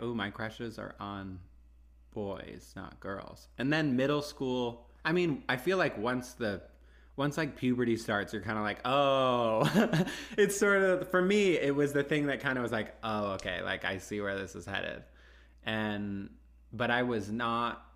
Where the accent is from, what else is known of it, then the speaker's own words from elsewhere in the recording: Houston, Texas, United States; moved away as an adult; I grew up in Houston